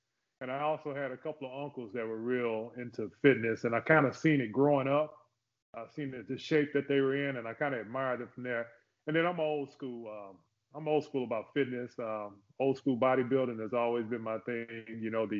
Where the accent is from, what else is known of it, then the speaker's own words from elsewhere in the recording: Oklahoma, United States; also born or lived in Fort Polk, Louisiana / Texarkana; I'm a military brat, you could say that. I born in Fort Polk, Louisiana. I grew up in Oklahoma mainly, back and forth from Texarkana, if you ever heard of Texarkana.